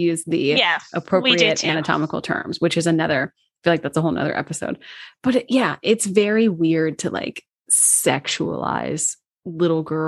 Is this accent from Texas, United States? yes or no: no; Washington, District of Columbia, United States; moved away; DC, which is my hometown.